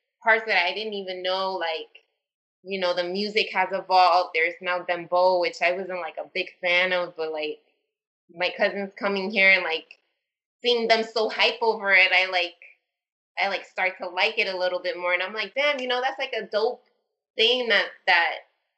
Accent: New York City, New York, United States; moved away as an adult; now in Florida, United States; I grew up in Washington Heights

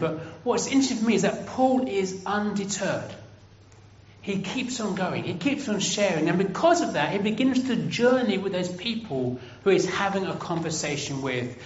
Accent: England, United Kingdom; I'm from England

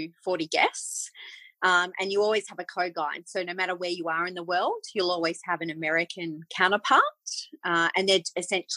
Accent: Australia; also born or lived in England; as an Australian

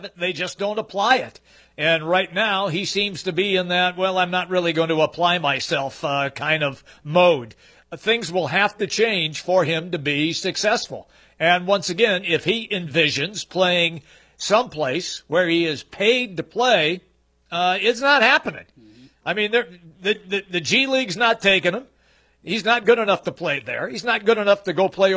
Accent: Seattle, Washington, United States; I remember growing up in Seattle.

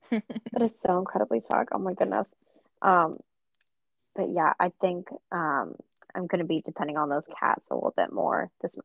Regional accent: Georgia, United States; Well, I'm from Georgia, so peach works just fine.

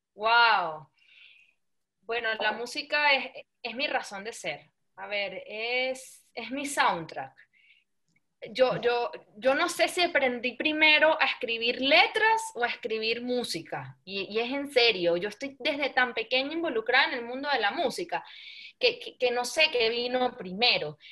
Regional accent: Venezuela; soy venezolana de generaciones y generaciones y generaciones

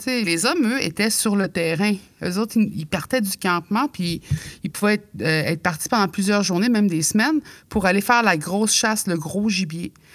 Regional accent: Mingan, Quebec, Canada; je viens de Mingan, je suis nous de, la basse côte nord

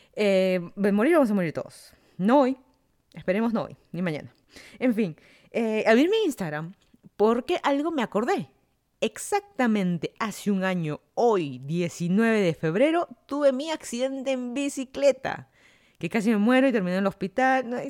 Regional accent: Lima, Peru; moved away as an adult; also born or lived in Miami, United States; now in Fairfax County, Virginia, United States; yo soy de Lima, Perú, me mudé a Estados Unidos ya casi van a ser cuatro años ya

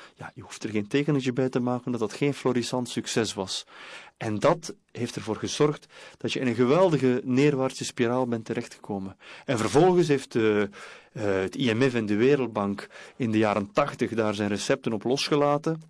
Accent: West Flanders, Belgium; ik kom uit West-Vlaanderen

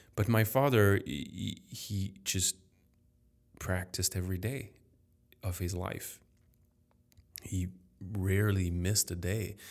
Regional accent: Paris, Île-de-France, France; first language French; English is a second language; I was very lucky to be born in a healthy, wealthy family in Paris.

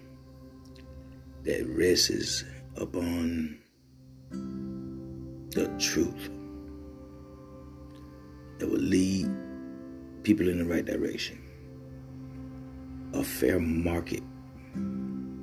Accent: Mississippi, United States; I'm from Mississippi, where poverty and being poor is nothing new

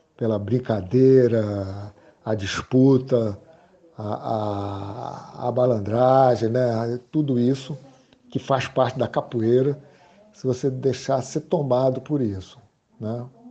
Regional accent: Rio de Janeiro, Brazil; also born or lived in Recife, Pernambuco; nasci em Recife, Pernambuco, em 14 de junho de 1947 e viajei com minha família. Nos mudamos de Recife para o Rio de Janeiro. Eu tinha cinco anos de idade e cresci.

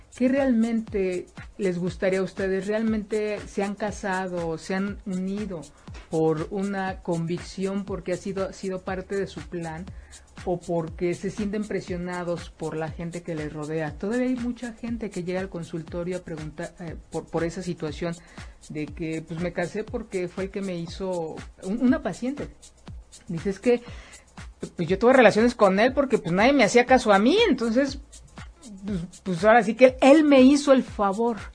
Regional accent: Mexico

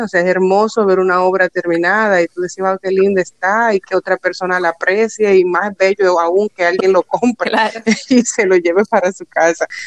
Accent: Dominican Republic; soy mujer dominicana

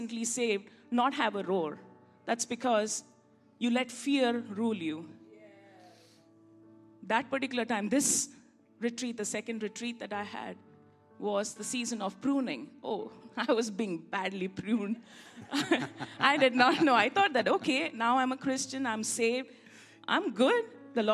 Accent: India; I'm an Indian after all

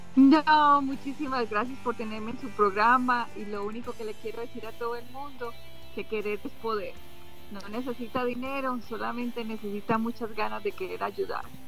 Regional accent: Caldas, Antioquia, Colombia; also born or lived in Honduras; now in United States; yo soy de Caldas

